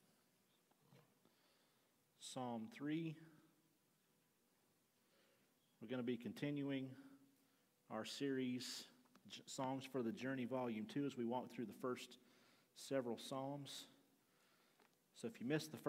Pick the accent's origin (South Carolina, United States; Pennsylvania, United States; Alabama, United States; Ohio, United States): Alabama, United States; When I was a kid, I grew up in Alabama